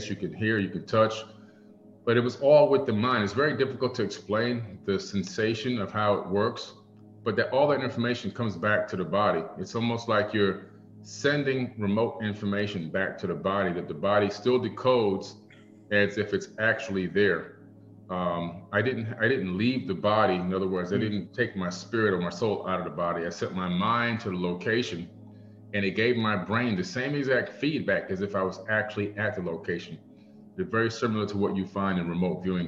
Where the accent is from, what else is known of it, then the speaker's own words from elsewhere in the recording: Miami, Florida, United States; also born or lived in New York; Back in 1977, we moved from New York to Miami, Florida. And so down in Miami, in this area called Opa-locka, we live close to an airport